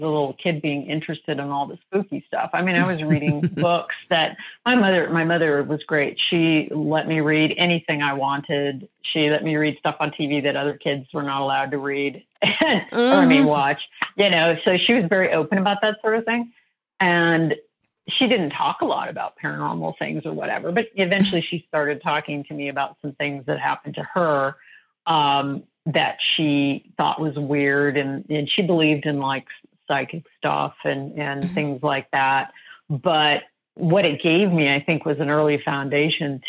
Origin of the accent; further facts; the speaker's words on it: Colorado, United States; now in Arizona, United States; I grew up in Colorado